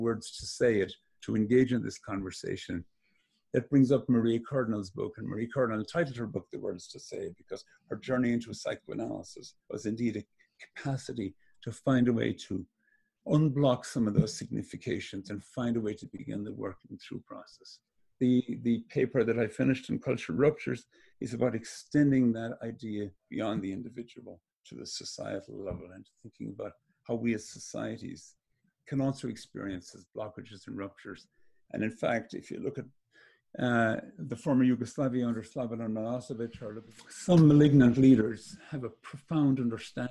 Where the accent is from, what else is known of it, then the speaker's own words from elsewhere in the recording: Ireland; moved away as an adult; now in United States; Growing up in Ireland